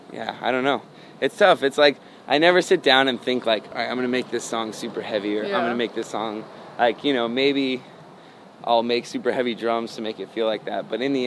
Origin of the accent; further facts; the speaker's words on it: the South, United States; I mean, growing up in the South, I couldn't quote a whole Bible verse